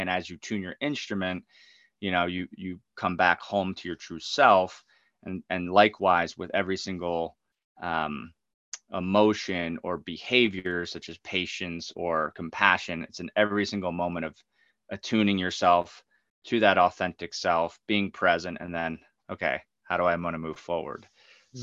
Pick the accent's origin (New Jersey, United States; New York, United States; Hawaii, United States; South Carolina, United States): New Jersey, United States; New Egypt; I grew up in New Egypt, New Jersey, super mm-hmm. small towns, like right in the dead center of New Jersey